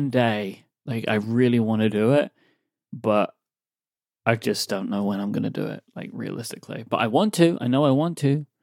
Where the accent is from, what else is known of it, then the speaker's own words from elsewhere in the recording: United States; I'm an I'm an American, y'all.